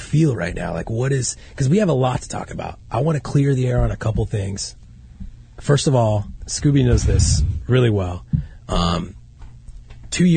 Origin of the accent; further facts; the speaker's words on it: Hackensack, New Jersey, United States; moved away; also born or lived in Rhode Island; I was born in Jersey, Hackensack